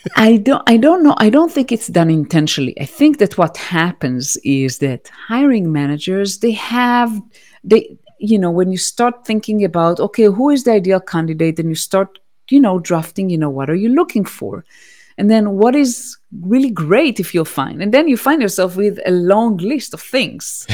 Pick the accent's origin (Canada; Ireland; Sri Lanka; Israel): Israel; moved away as an adult; also born or lived in United States; I now reside in Israel, which is my home country. But I used to live in the United States for nine years.